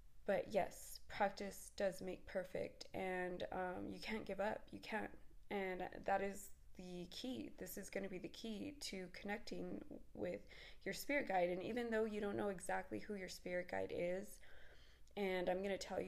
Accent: Texas, United States; I'm from Texas

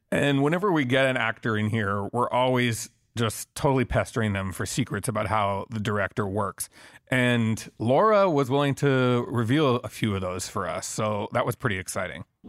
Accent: Quebec, Canada; I'm from Quebec

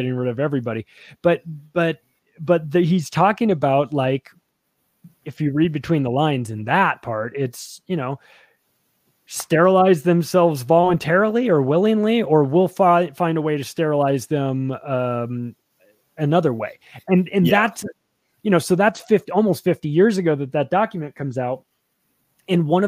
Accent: Palm Springs, California, United States; I grew up in Palm Springs, California, which is like one of the gayest places around

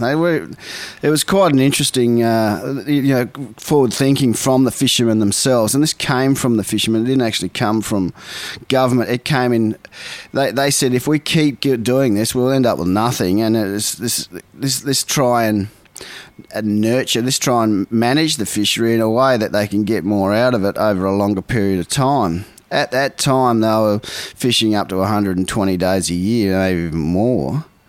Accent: Port Lincoln, South Australia, Australia; born or raised there; also born or lived in Ballina, New South Wales

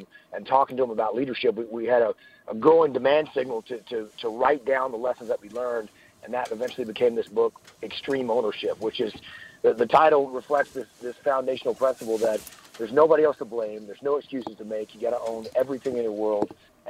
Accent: Texas, United States; also born or lived in San Diego, United States; I am from deep southeast Texas, what we call the Piney Woods.

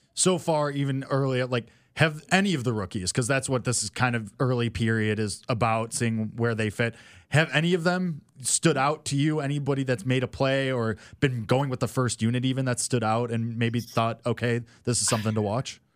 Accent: Chicago, Illinois, United States; I was born within the city limits and I lived there my whole life

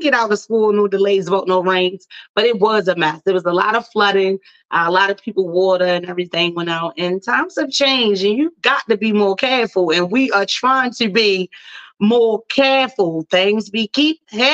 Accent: Baltimore, Maryland, United States; Baltimore, Maryland, my hometown

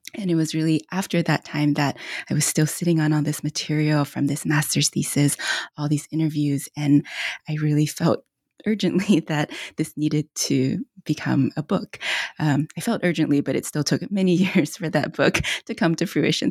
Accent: United States; also born or lived in China; I'm Chinese American, came to this country when I was about four years old

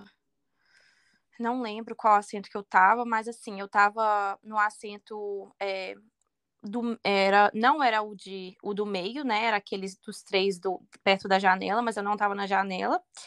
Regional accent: Belo Horizonte, Minas Gerais, Brazil; now in United States; eu sou de BH

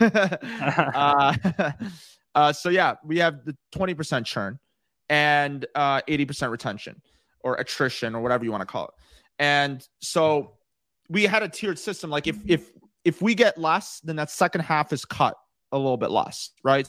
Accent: Chicago, Illinois, United States; moved away as an adult; also born or lived in Los Angeles, California; I moved out to California. I was actually originally from Chicago

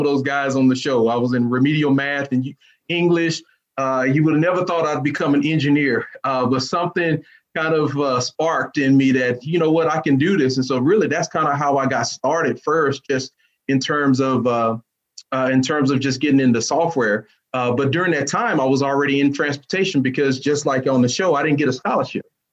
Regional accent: Dallas, Texas, United States; I'm from Dallas. I'm from the southern part of Dallas

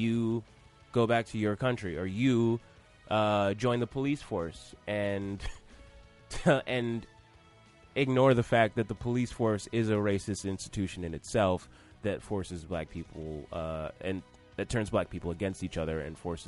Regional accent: Atlanta, Georgia, United States; I'm from Atlanta

